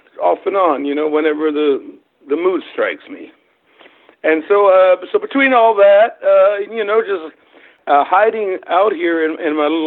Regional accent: Wilmington, North Carolina, United States; English is a second language; moved away as an adult; also born or lived in Germany / Nashville, Tennessee; now in Cayman Islands; I'm originally from Germany. I was born in Germany. My parents are both German. When I was about 8 years old, my mother remarried to a guy in the United States Air Force who was stationed in Germany. And through that, I ended up in the U.S. And so I was sort of brought up along the shores of North Carolina, Wrightsville Beach area, Wilmington, that area

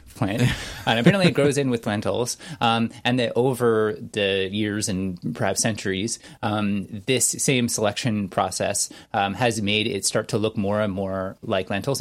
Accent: Canada; I'm Canadian

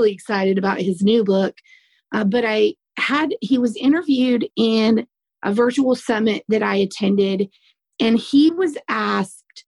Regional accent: the South, United States; accent: Southern; I have a Southern accent

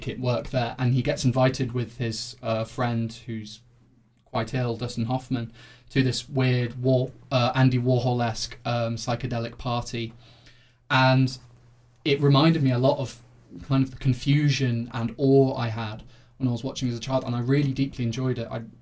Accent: Coventry, West Midlands, United Kingdom; Coventry's new sewer system, so that's my hometown's claim to fame

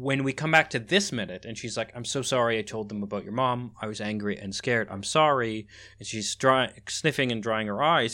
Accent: Canada; moved away; also born or lived in Netherlands; in Canada where I was born and raised

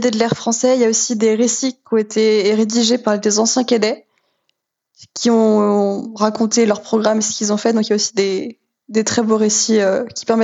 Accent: France; Oui, c'est sûr qu'on s'entend tous en tant que français super bien.

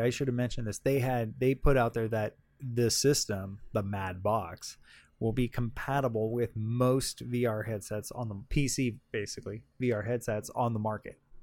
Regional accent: Southern California, United States; I'm from Southern California. I went to Disneyland all the time.

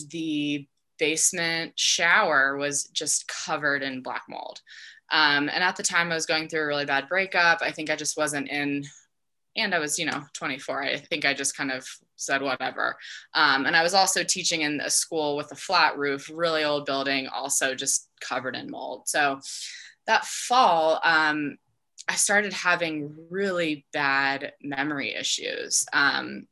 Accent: Denver, Colorado, United States; also born or lived in Dallas, Texas; grew up here in Denver

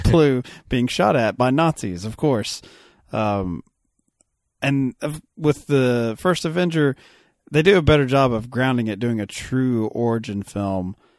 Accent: Kentucky, United States; I'm a Kentucky boy

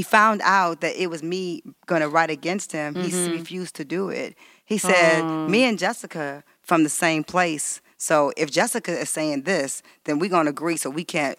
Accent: Detroit, Michigan, United States; moved away as an adult; I'm from Detroit. Right. I was like, he said, what about your parents? I was like, they're just working class people from the west side of Detroit. I went to Detroit public schools.

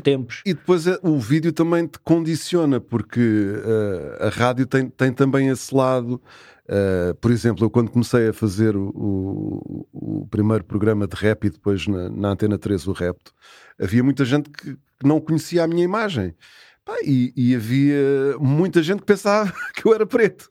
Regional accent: Carcavelos, Lisbon, Portugal; moved away as an adult; Quase, quase terra natal, mas foi aqui que eu vivi grande parte da, da minha juventude

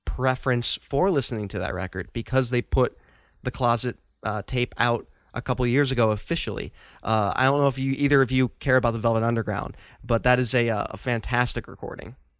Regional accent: Chicago, Illinois, United States; being a Chicagoan

